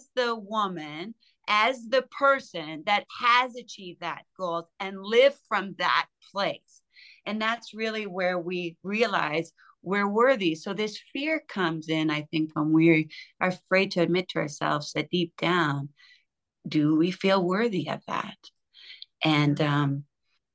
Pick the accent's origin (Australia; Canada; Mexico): Canada; I'm Canadian